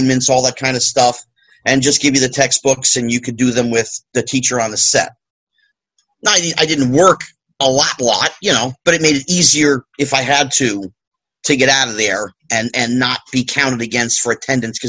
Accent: New Jersey, United States; I went to my local high school with my friends that I grew up with in New Jersey

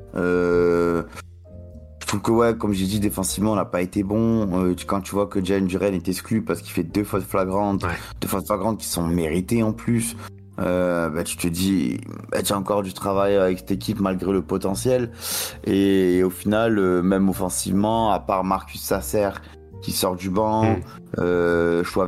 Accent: France; en tant que Français

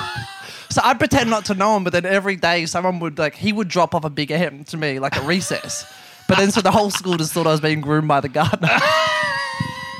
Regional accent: Geelong, Victoria, Australia; I grew up in Geelong.

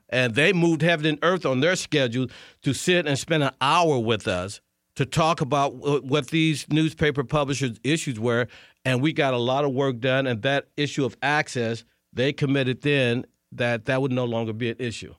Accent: St. Louis, Missouri, United States; moved away as an adult; also born or lived in Tulsa, Oklahoma; now in Washington, D.C., United States; I'm from Saint Louis.

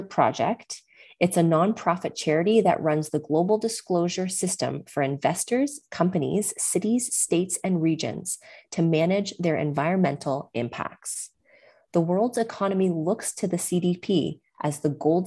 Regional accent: Canada; also born or lived in New York; now in Costa Rica; growing up in Canada

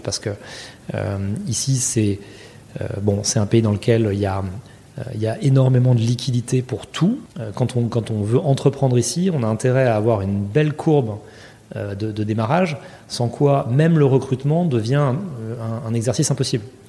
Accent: France; moved away as an adult; now in New York, United States; quand on est français et qu'on vient ici

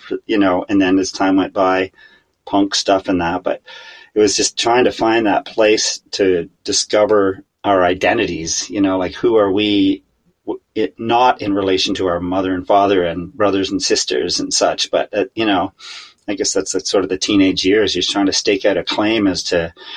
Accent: Kingston, Ontario, Canada; now in Wakefield, Canada; I grew up in Kingston, Ontario

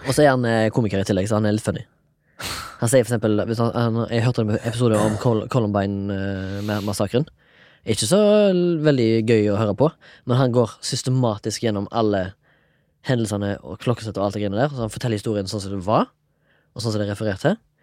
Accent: Haugesund, Rogaland, Norway; now in Oslo, Norway; 34 år, fra Haugesund.

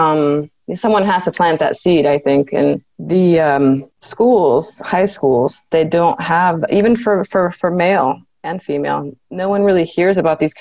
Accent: San Diego, California, United States; My father did work at a shipyard as I was growing up in San Diego, California.

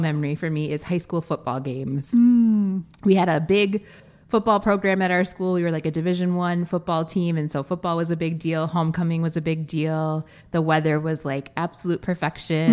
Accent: Wisconsin, United States; I grew up in Wisconsin, where we get a true fall

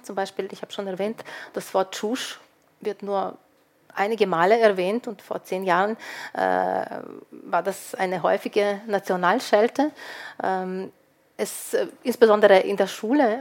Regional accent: Lviv, Lviv Oblast, Ukraine; moved away; ich stamme aus Lviv, Lemberg, eine multikulturelle Stadt

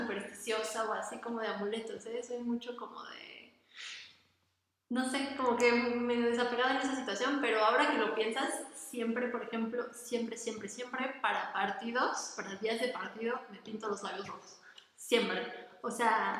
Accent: Toluca, State of Mexico, Mexico; yo nací aquí en Toluca, o sea, yo soy de Toluca, aquí he vivido toda mi vida

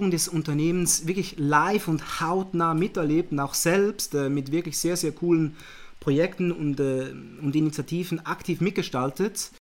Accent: Zurich, Switzerland; Eben wie gesagt, geboren, aufgewachsen in Zürich. Äh, ich wohne auch hier mit, mit der Frau

